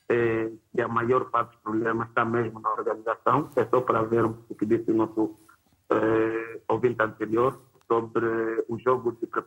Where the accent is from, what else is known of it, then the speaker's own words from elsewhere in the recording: Angola; Enquanto angolano